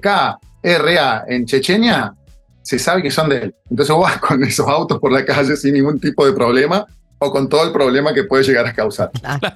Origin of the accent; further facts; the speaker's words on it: Río Cuarto, Córdoba, Argentina; moved away as an adult; also born or lived in Buenos Aires; vengo de estudiante de Río Cuarto